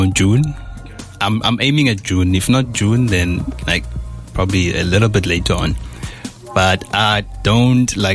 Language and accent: English; Stellenbosch, Western Cape, South Africa; I'm born and bred in Cape Town